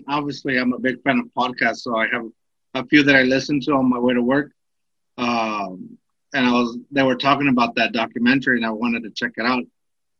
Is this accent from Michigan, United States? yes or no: no; Austin, Texas, United States; also born or lived in a border town; I'm from a border town, but I did a lot of growing up in Austin because that's where my grandparents are from.